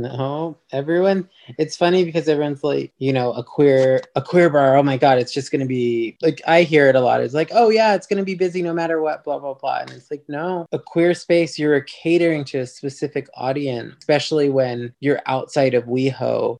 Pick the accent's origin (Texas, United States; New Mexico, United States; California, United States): California, United States; Los Angeles; I grew up in Highland Park